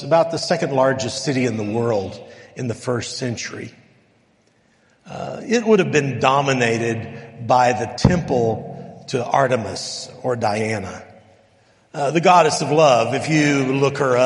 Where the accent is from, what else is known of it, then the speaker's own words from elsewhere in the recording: El Paso, Texas, United States; moved away; I grew up in El Paso